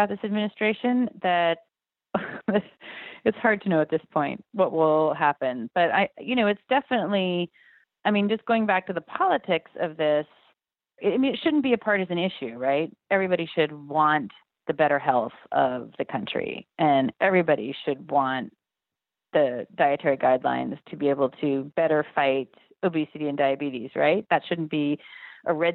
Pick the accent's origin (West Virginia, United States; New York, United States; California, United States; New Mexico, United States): California, United States; Berkeley; I'm from Berkeley, California